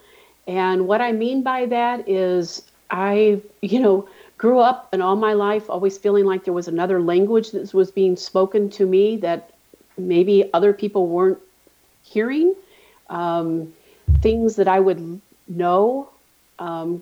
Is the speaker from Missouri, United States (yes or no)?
yes; St. Louis, Missouri, United States; Well, I'm from St. Louis. I'm born and raised in the Midwest